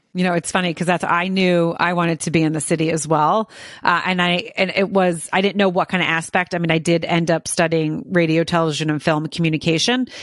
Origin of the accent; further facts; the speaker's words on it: outside of Philadelphia, New Jersey, United States; I grew up in New Jersey as well, but outside of Philadelphia